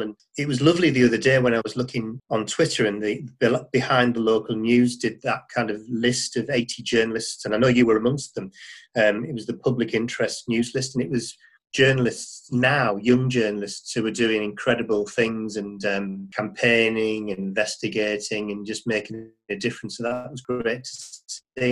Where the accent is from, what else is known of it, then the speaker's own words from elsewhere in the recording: Middlesbrough, North East England, United Kingdom; I'm from the Northeast originally. I grew up in Middlesbrough